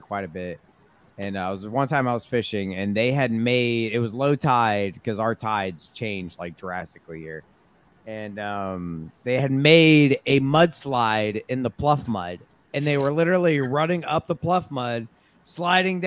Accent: Beaufort, United States; I'm from Beaufort

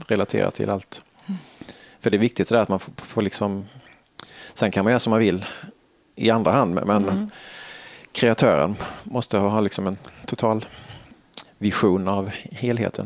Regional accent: Halmstad, Halland County, Sweden; moved away; man har gått mycket som liten i Halmstad

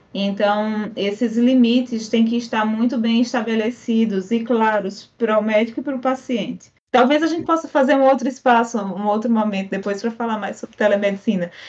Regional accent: Paraíba, Brazil; moved away; lá da Paraíba, de onde eu sou de origem

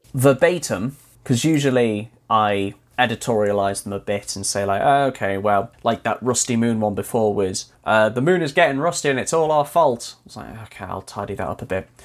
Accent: Wales, United Kingdom; having grown up, well, born and raised in Wales, although right on the border, so practically English

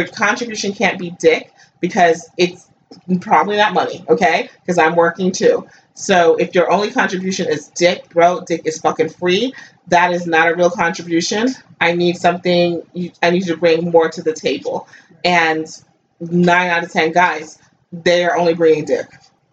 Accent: United States; I grew up in America

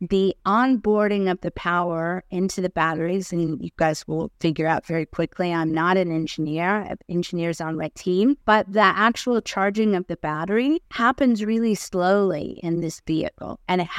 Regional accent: United States; moved away as an adult; now in Australia; So you might tell from the accent, I came from the States. I've been in Australia 10 years. Got my citizenship the December before I set off on the trip last year, June.

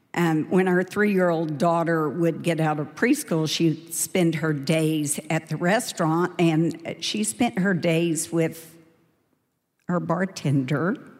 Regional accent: Dallas, Texas, United States; I grew up in Dallas in a wonderful yet very imperfect family.

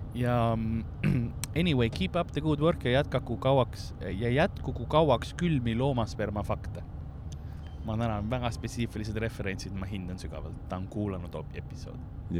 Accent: Tallinn, Harju County, Estonia; meil oli yeah. Soome televisioon ka Tallinnas ja siis ma õppisin soome keele

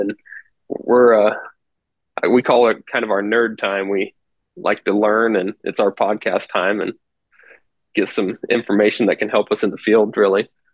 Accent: Western Nebraska, United States; I grew up here in Western Nebraska, really. Moved here when I was really young

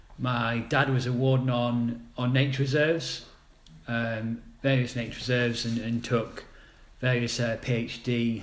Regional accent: Durham, North East England, United Kingdom; moved away as an adult; also born or lived in Sheffield; now in Suffolk, United Kingdom; I grew up in Durham, County Durham.

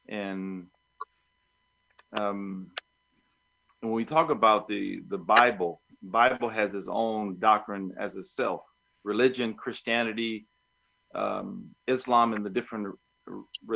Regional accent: United States; I'm from America.

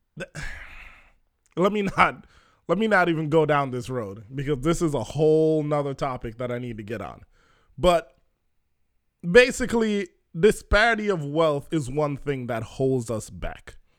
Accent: Jamaica; I'm Jamaican

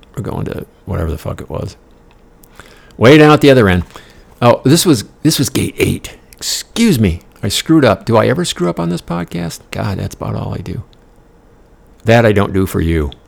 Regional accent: United States; I'm the American on the bus

